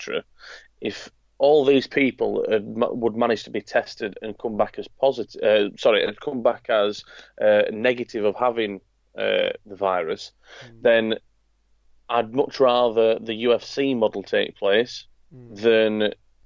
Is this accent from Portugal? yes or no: no; Yorkshire and the Humber, United Kingdom; me being a Yorkshireman